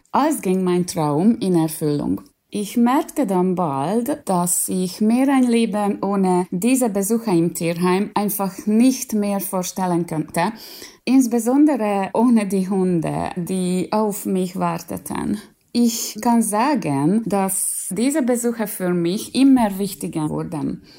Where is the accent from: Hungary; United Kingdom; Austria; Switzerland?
Hungary